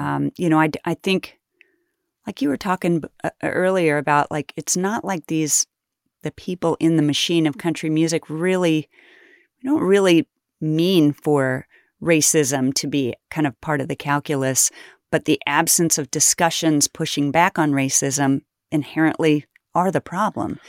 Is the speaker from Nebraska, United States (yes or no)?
no; Kansas, United States; I grew up poor in Kansas